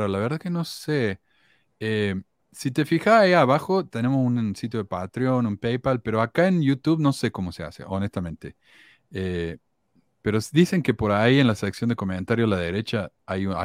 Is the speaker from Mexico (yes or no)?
no; Uruguay; Y por eso dicen que si soy uruguayo, le dicen que soy oriental, algo así.